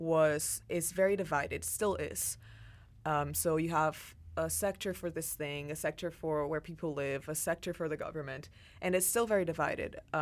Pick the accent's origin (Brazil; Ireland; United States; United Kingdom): Brazil; now in Canada; I was born and raised in Brazil